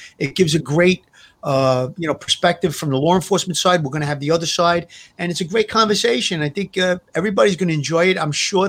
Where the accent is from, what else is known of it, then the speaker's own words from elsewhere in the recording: New York City, New York, United States; I grew up in Brooklyn. I was around organized crime as a kid.